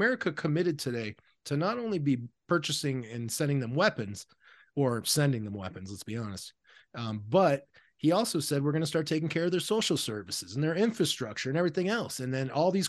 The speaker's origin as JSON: {"language": "English", "country": "United States", "said": "as an American"}